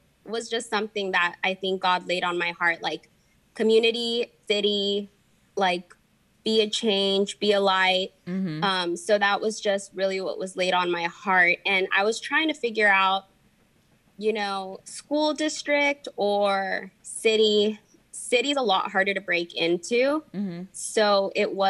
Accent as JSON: {"language": "English", "town": "Eagle Pass", "region": "Texas", "country": "United States", "tie": "born or raised there", "first_language": "Spanish", "second_language": "English", "moved": "as an adult", "lives_now": "Corpus Christi, United States", "said": "I grew up in Eagle Pass"}